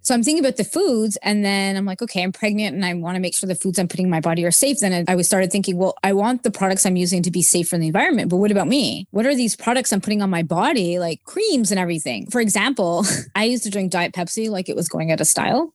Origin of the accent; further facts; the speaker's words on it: Montreal, Quebec, Canada; moved away as an adult; also born or lived in Wichita, Kansas / Augusta, Georgia / Williamsport, Pennsylvania / Dallas-Fort Worth, Texas; And then I'm actually from Montreal, Canada, but we lived in the United States for about four years.